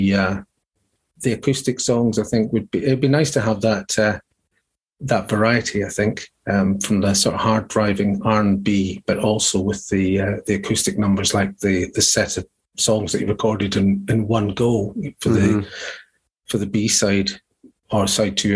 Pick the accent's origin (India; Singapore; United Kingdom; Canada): United Kingdom; Leith, Scotland; also born or lived in Edinburgh / Glasgow; I was born in Edinburgh, as we say over here, and I grew up in Leith, L-E-I-T-H.